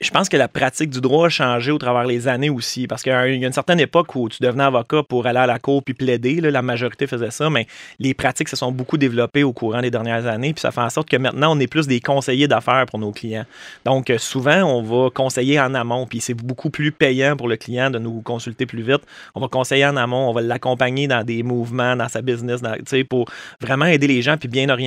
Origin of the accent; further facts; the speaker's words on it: Estrie, Quebec, Canada; En Estrie. Oui, ouais, je suis né en Estrie.